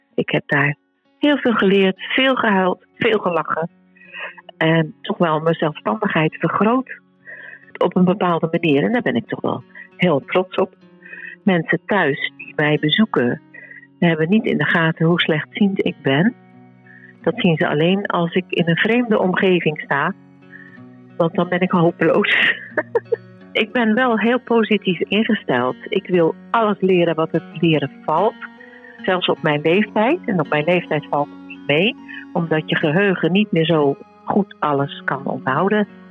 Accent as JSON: {"language": "Dutch", "region": "Utrecht", "country": "Netherlands", "tie": "born or raised there", "moved": "yes", "lives_now": "Kollum, Netherlands", "said": "Ik ben geboren in Utrecht"}